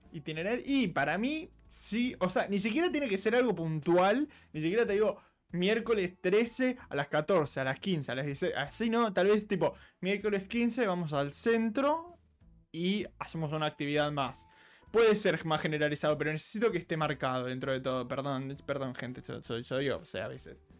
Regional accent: Argentina; yo muchos años fui seguido a San Bernardo, eh, la típica de los abuelos que tienen casa en la costa

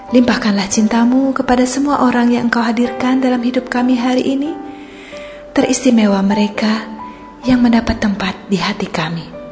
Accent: Bali, Indonesia; now in Pangkal Pinang, Indonesia; saya waktu SMA di Bali

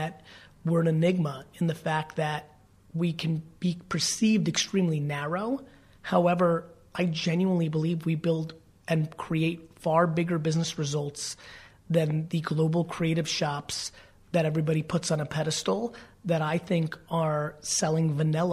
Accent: New Jersey, United States; I'm definitely a Jersey boy

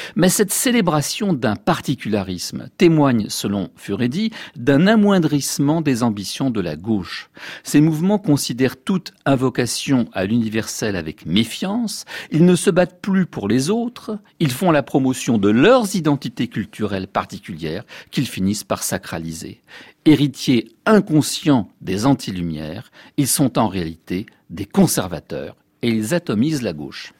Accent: France; chez nous en France

